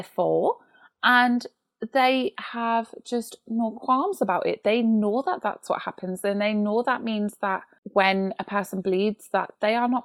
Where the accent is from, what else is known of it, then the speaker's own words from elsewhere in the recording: United Kingdom; being British